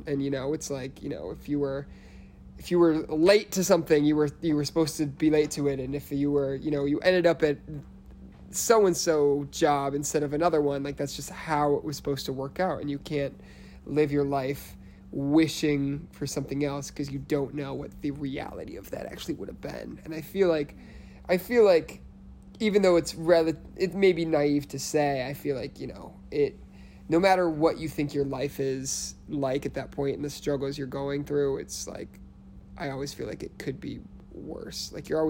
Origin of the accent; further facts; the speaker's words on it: Illinois, United States; I was born and raised outside Chicago.